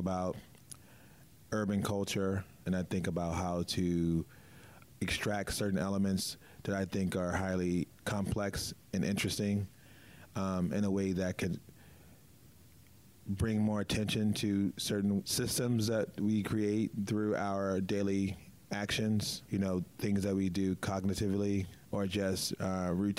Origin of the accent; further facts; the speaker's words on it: Baltimore, Maryland, United States; moved away; also born or lived in New York; I'm from Baltimore